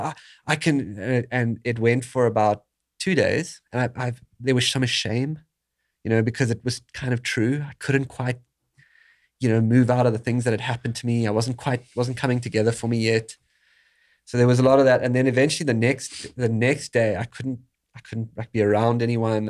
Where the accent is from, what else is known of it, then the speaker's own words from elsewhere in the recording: South Africa; moved away; growing up in South Africa